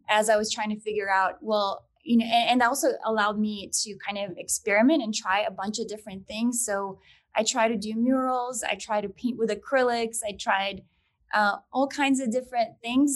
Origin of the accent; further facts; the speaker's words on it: Moldova; now in United States; I'm originally from Moldova. It's a small country in Eastern Europe. And my parents and I immigrated back in 2002.